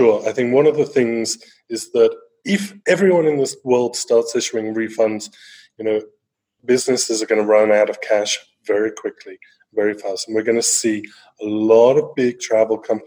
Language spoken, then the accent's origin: English; England, United Kingdom; now in Brazil; I'm an Englishman. Home is originally England